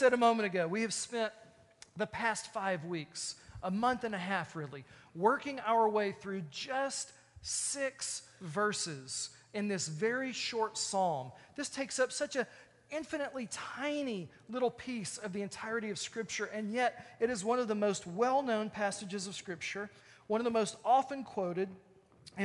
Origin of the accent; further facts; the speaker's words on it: Texas, United States; I'm from Texas